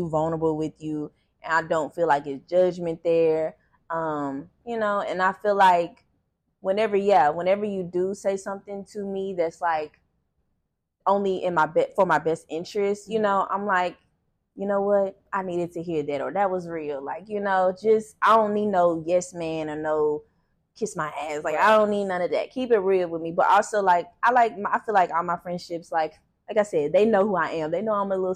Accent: Cincinnati, Ohio, United States; moved away; I'm from Cincinnati, no family. And moved here, no family.

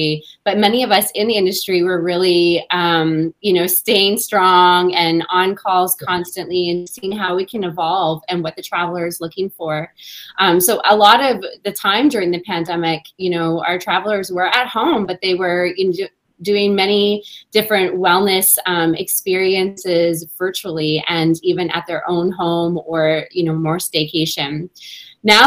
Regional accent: Canada; Me being a Canadian

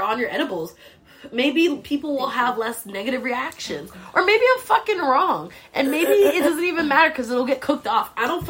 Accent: Boston, Massachusetts, United States; Mark, we're from Boston, so don't even come at us.

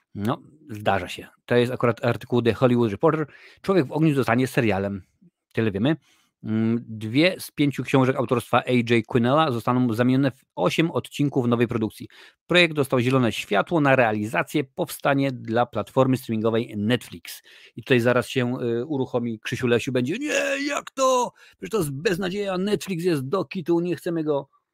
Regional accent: Lesser Poland, Poland; ja jestem akurat z, z Małopolski, więc mówi się na polu

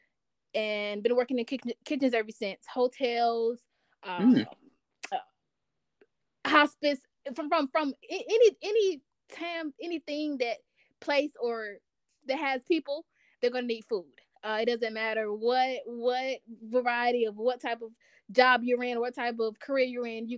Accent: Albany, Georgia, United States; now in Atlanta, United States; I'm from a small town of Albany, Georgia

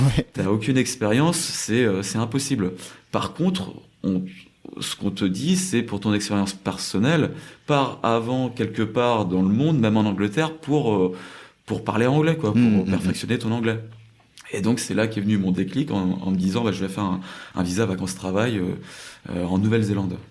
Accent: France; moved away as an adult; also born or lived in New Zealand / China / South Korea; now in Seoul, South Korea; quand je rentre en France ou quand j'ai grandi en France

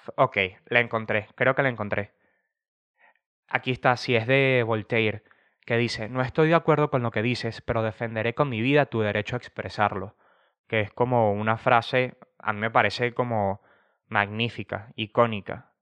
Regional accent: Venezuela; now in Spain; yo siendo un venezolano que está en España

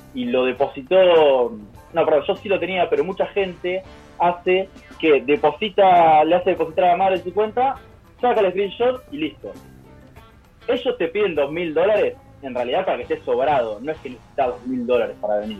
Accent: San Cayetano, Buenos Aires Province, Argentina; moved away as an adult; now in Denmark; en San Cayetano, en mi pueblo

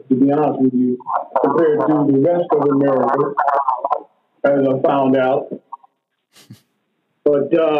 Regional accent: Jacksonville, Florida, United States; born there; I was born in the South. I was born in Jacksonville, Florida.

